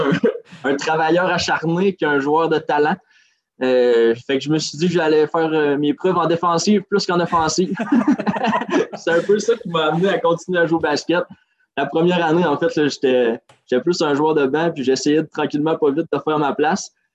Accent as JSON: {"language": "French", "area": "Côte-Nord", "region": "Quebec", "country": "Canada", "tie": "born or raised there", "said": "je suis revenu dans ma région natale"}